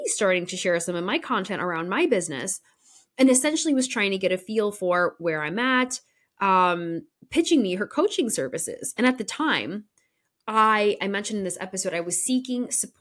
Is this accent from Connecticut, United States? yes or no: yes; Connecticut, United States; My hometown in Connecticut neighbored actually the town that my parents currently live